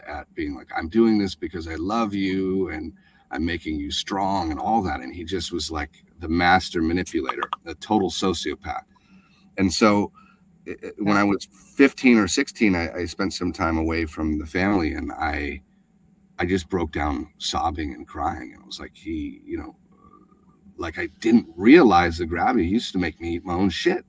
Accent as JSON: {"language": "English", "region": "Alaska", "country": "United States", "tie": "born or raised there", "said": "the crazy abuse that we endured uh, growing up in Alaska"}